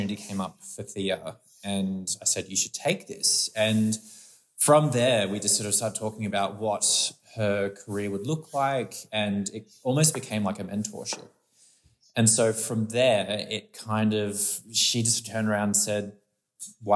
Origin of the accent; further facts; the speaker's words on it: Brisbane, Queensland, Australia; now in Sydney, Australia; I'm from Queensland, from Brisbane